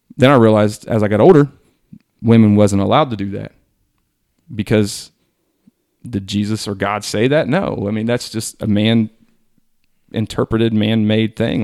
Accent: Hillsboro, United States; I'm from Hillsboro.

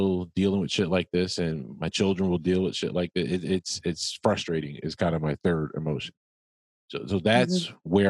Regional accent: New Jersey, United States; we're both from Jersey.

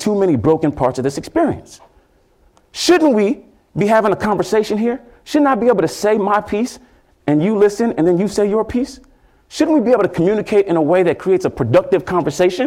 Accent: Houston, Texas, United States; I'm from Houston, Texas

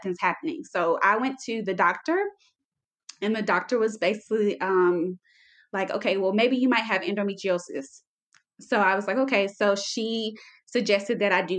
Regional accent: South Carolina, United States; moved away as an adult; now in El Paso, United States; I am from South Carolina. I currently live in Texas, El Paso, Texas

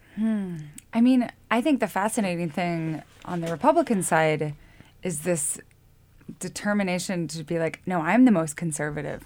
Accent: Lewiston, Idaho, United States; now in Montana, United States; I'm from Lewiston

